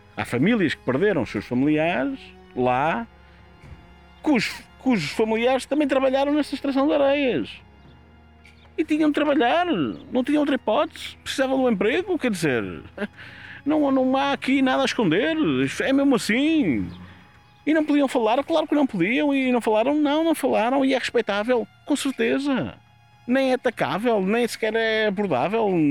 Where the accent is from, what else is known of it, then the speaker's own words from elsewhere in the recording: Castelo de Paiva, North, Portugal; estamos a Castelo Paiva, é a minha terra, eu conheço as pessoas que lá estavam